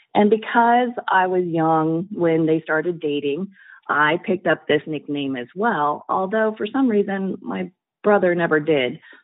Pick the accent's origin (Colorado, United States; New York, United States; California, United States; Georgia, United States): Colorado, United States; I'm originally from Colorado